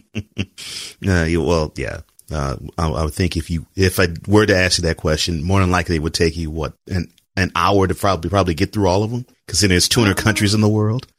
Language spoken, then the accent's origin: English; Texas, United States; you're speaking to a fellow Texan